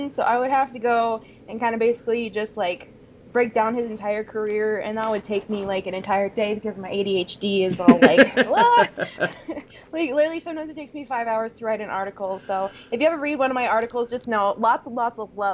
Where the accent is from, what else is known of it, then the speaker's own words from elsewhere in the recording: Washington, United States; now in Arizona, United States; I am from Washington